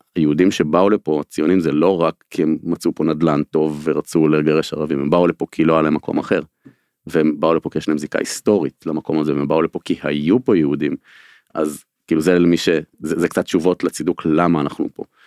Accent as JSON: {"language": "Hebrew", "country": "Israel", "tie": "born or raised there", "said": "אני גם נולדתי בקיבוץ של השומר הצעיר של הקיבוץ הארצי הקיבוץ הראשון של השומר הצעיר"}